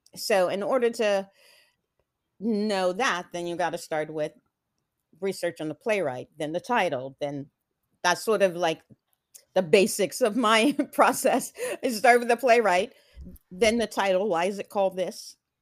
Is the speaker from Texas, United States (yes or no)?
yes; Houston, Texas, United States; also born or lived in Atlanta, Georgia; I moved from Atlanta to Texas